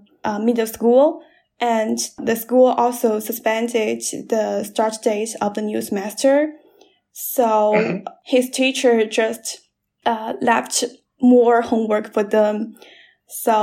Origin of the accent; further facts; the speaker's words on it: Chizhou, Anhui, China; English is a second language; moved away as an adult; also born or lived in Nanjing; I'm at my hometown. It's a small city in Anhui. It's called Chizhou